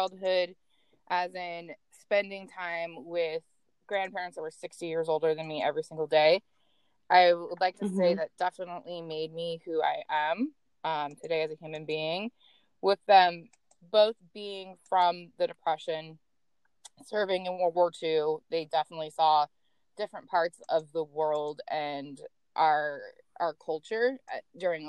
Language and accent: English; Seattle, Washington, United States; I am from Seattle, Washington